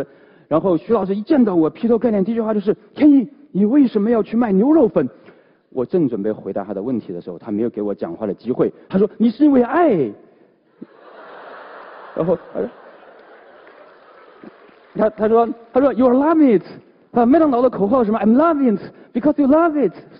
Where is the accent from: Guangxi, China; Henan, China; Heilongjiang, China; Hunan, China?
Hunan, China; Changde; accent: Hunan; moved away; also born or lived in Beijing; 我老家湖南常德